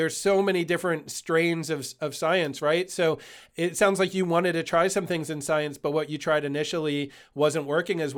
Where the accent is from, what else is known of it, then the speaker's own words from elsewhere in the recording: Eastern Pennsylvania, United States; moved away; I grew up in Eastern Pennsylvania